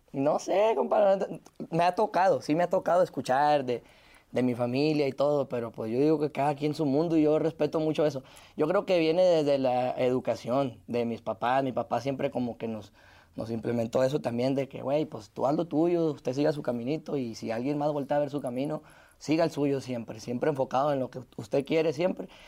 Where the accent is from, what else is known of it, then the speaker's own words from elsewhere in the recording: Ciudad Obregón, Sonora, Mexico; de dónde vengo, que vengo de Obregón, Sonora, del desierto